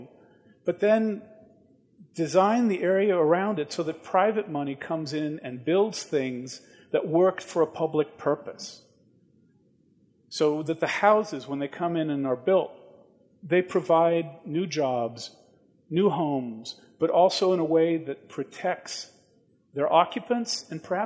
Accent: Washington, District of Columbia, United States; went back to my hometown of Washington, D.C.

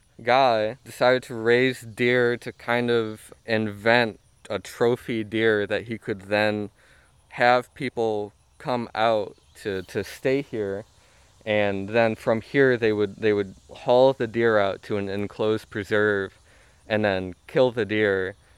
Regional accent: Indiana, United States; We came from Northwest Indiana, and we had some experience growing food there.

